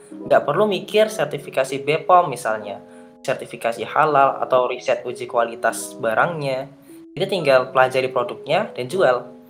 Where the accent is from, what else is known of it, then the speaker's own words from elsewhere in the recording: Gunung Kidul, Special Region of Yogyakarta, Indonesia; Saya asalnya dari Gunung Kidul, dari Jogja